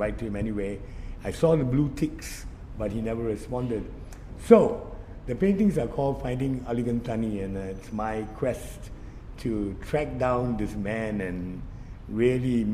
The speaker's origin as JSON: {"language": "English", "country": "India", "said": "as an Indian"}